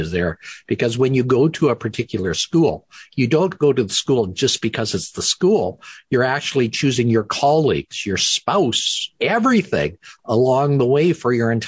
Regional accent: Canada; also born or lived in Minnesota, United States; I'm a Canadian. I went through my Canadian medical schools

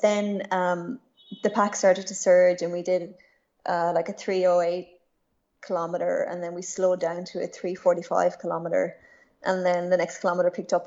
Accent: west coast of Ireland, Ireland; I grew up in Ireland, in a small town on the west coast of Ireland.

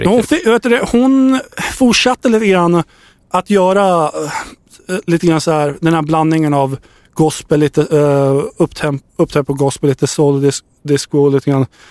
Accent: Södertälje, Stockholm County, Sweden; jag är från Södertälje

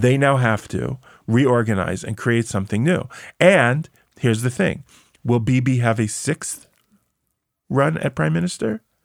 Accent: United States; now in Israel; I grew up in America

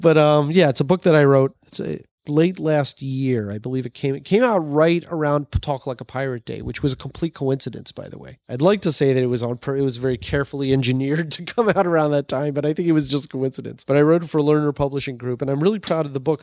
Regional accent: Baltimore, Maryland, United States; I grew up in Baltimore, and it was very much in, like, the Jewish section

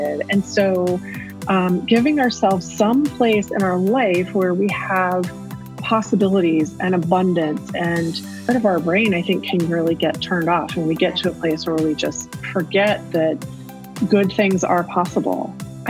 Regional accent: Houston, Texas, United States; moved away as an adult; also born or lived in Chicago area, Illinois; now in Chicago, United States; I'm originally from Houston. So people don't normally think of me as being a Texan. I mean, I've lived here in the Chicago area for more than 25 years. But I'm still a Texan at heart. I still say y'all all the time

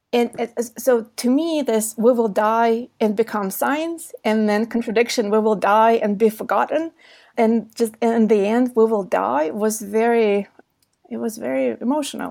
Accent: Belarus; moved away; also born or lived in San Diego, California; I was born in Belarus, which was heavily affected by, uh, by the Chernobyl nuclear accident

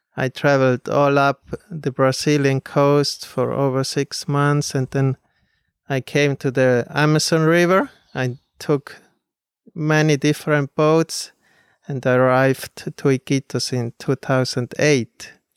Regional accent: Switzerland; moved away as an adult; I grew up in Switzerland

